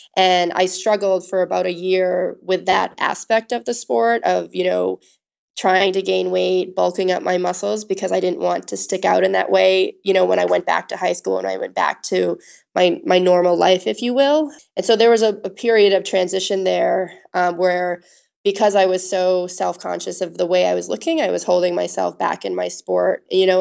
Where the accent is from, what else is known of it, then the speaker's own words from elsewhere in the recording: Augusta, Maine, United States; I'm, was born and raised in Augusta, Maine.